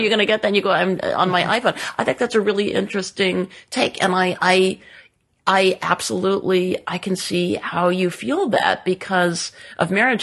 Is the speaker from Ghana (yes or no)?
no; Southern California, United States; I was in the sixties and seventies growing up in Southern California.